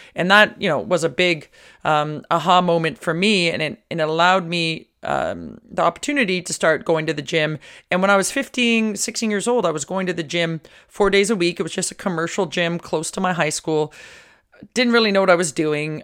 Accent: Toronto, Ontario, Canada; I'm originally from Toronto, and in high school, I had an opportunity to train

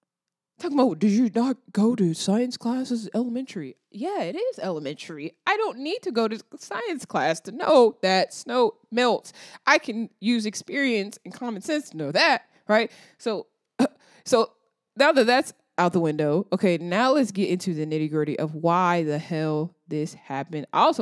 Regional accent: the South, United States; I'm from the South.

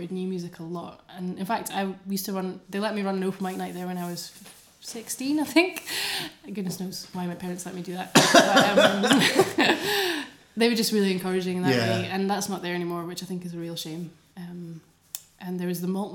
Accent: Doric-speaking North East Scotland, United Kingdom; accent: Doric; I used to speak a bit of Doric, you know, not very well, but and I grew up around Doric

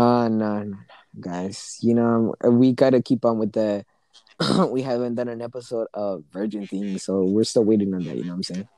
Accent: United States; It's my parents' home country because I was born here in the U.S.

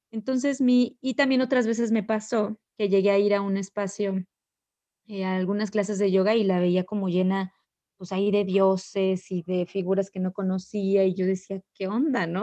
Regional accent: Ecatepec, State of Mexico, Mexico; moved away as an adult; also born or lived in Querétaro; yo nací en la Ciudad de México eh, y viví una gran parte de mi vida, bueno, pues toda mi, infancia, mi adolescencia en, la ciudad, en la plena ciudad. De hecho, eh, crecí en Ecatepec

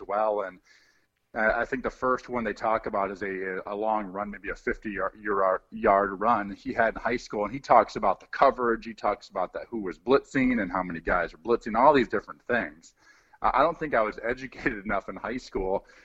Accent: Midwest, United States; growing up in the Midwest

